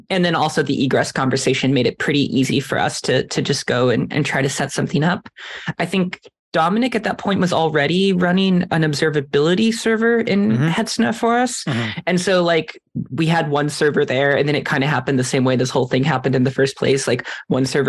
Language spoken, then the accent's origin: English; Iceland; moved away; my home country of Iceland